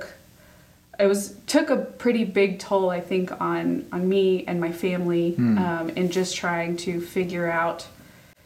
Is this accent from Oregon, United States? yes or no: no; Chesterfield, Virginia, United States; moved away as an adult; also born or lived in North Carolina; I grew up just south of Richmond